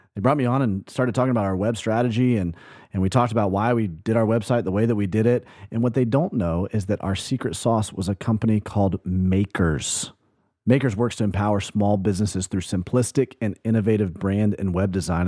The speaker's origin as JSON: {"language": "English", "region": "Alabama", "country": "United States", "tie": "born or raised there", "said": "my home state, Alabama, where I grew up"}